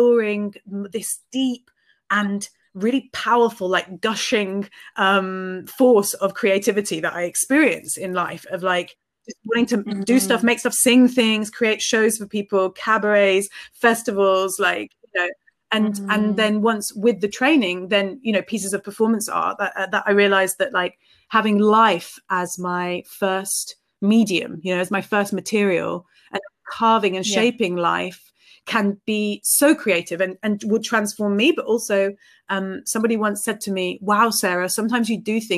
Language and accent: English; Reading, South East England, United Kingdom; I grew up in Reading